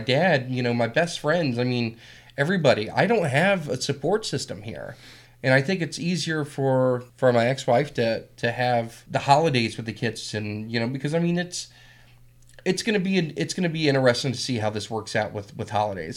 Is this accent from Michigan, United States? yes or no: no; Whitmire, South Carolina, United States; moved away; I'm from South Carolina